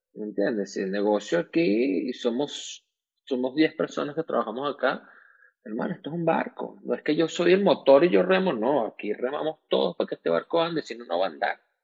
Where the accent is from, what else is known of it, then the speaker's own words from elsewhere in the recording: Venezuela; moved away as an adult; also born or lived in Miami; como venezolanos tenemos muchos años afuera, tenemos ya más años fuera que adentro de Venezuela.